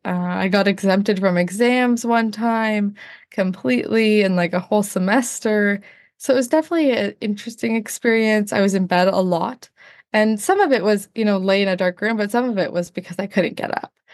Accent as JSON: {"language": "English", "region": "Northern Ontario", "country": "Canada", "also_born_or_lived": "United States", "said": "Northern Ontario, Canada"}